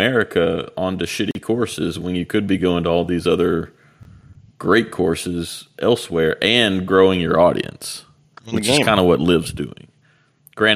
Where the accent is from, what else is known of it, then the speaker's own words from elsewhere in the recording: Memphis, Tennessee, United States; I'm from Memphis